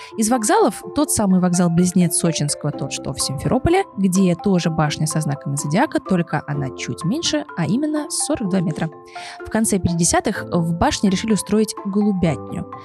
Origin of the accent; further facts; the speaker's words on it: Lipetsk, Lipetsk Oblast, Russia; я из города Липецк